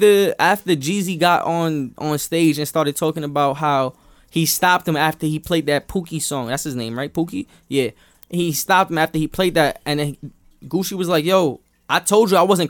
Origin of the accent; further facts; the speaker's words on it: New York, United States; because I'm from New York